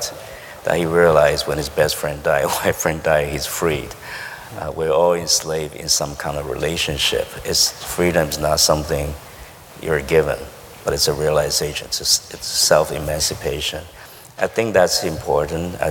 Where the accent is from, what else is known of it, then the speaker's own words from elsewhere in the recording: Taiwan; English is a second language; moved away; growing up in Taiwan